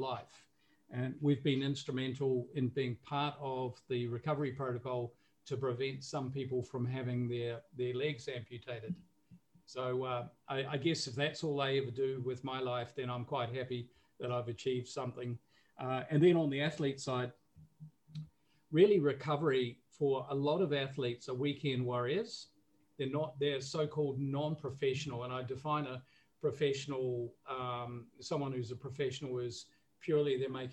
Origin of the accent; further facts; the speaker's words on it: New Zealand; moved away as an adult; now in Singapore; I'm based in Singapore, but I'm originally from New Zealand. So growing up in New Zealand, we more or less were exposed to sport from a very early age.